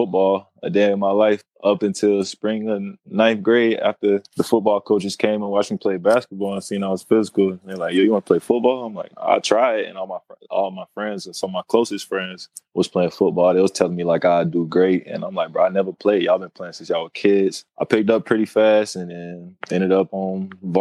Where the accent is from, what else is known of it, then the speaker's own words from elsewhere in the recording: Winter Haven, Florida, United States; moved away as an adult; now in Los Angeles, United States; I'm from Winter Haven.